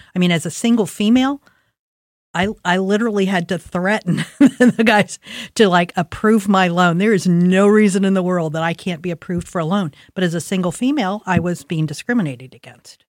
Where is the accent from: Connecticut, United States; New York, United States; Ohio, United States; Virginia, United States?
Ohio, United States; Columbus; I grew up in Linden. My parents grew up in Milo